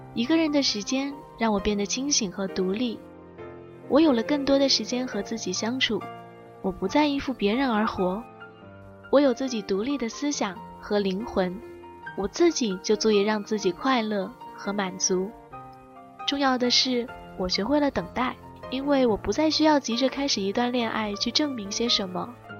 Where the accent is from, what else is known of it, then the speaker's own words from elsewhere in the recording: Guangzhou, Guangdong, China; accent: southern; 我从小在广州长大